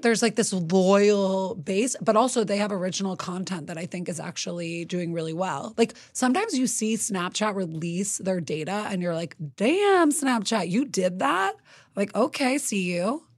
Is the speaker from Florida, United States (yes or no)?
no; New York City, New York, United States; I grew up in New York City